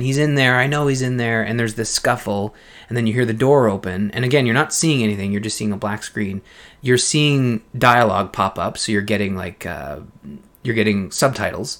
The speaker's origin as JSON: {"language": "English", "country": "Canada", "said": "this is a show that has two Canadians"}